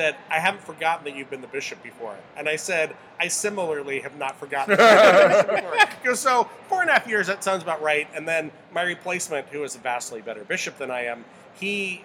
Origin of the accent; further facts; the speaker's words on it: Taylorsville, United States; I grew up also in Taylorsville, near where the chat grew up.